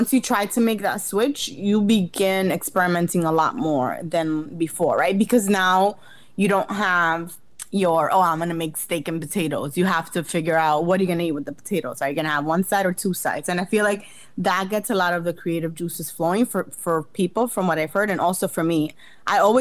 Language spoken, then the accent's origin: English; Jarabacoa, La Vega, Dominican Republic; moved away; I went back to like Jarabacoa, Dominican Republic, where I'm from